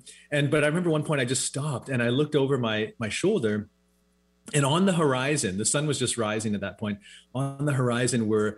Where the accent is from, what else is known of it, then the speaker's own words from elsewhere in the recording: West Coast, United States; We grew up on the West Coast here, of course, surrounded by mountains.